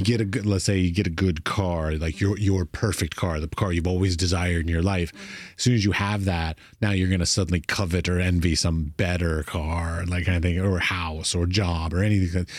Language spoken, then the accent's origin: English; United States; As an American